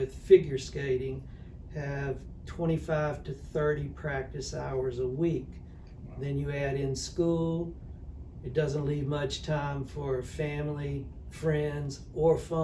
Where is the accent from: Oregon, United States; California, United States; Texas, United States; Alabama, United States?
Alabama, United States; I grew up in Alabama